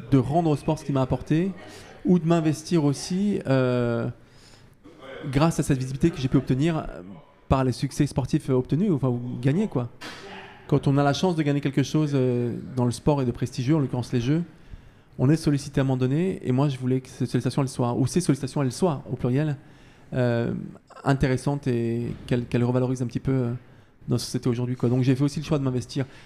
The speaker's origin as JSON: {"language": "French", "town": "Paris", "region": "Île-de-France", "country": "France", "said": "j'espère en tout cas pouvoir finir ma, belle et longue carrière euh, chez nous en France, à Paris, à la maison"}